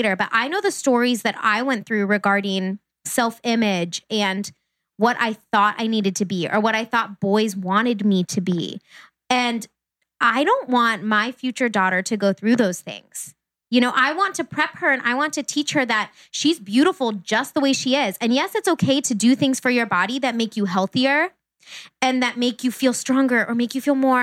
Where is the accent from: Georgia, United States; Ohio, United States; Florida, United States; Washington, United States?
Ohio, United States; Uniontown; I grew up in Uniontown, Ohio